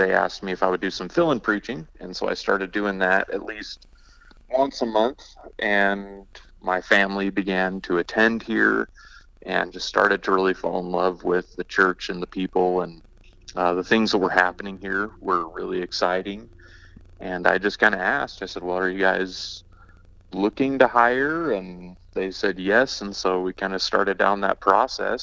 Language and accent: English; northwest corner around Yellowstone, Wyoming, United States; now in Scottsbluff, United States; Did most of my growing up in Wyoming, northwest corner around Yellowstone